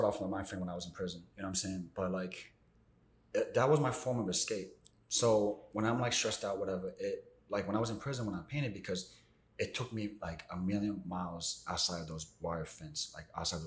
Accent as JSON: {"language": "English", "region": "Maryland", "country": "United States", "tie": "born or raised there", "also_born_or_lived": "Argentina", "moved": "yes", "lives_now": "New York, United States", "said": "I grew up out in Maryland"}